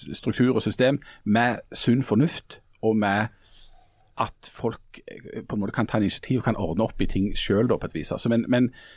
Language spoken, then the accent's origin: Norwegian; Bryne, Rogaland, Norway; Jeg er jo ifra Bryne sentrum